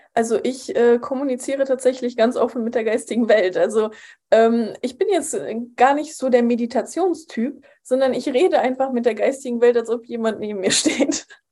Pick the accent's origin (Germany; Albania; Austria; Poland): Poland; moved away; ich bin in Polen aufgewachsen, in einem katholischen Land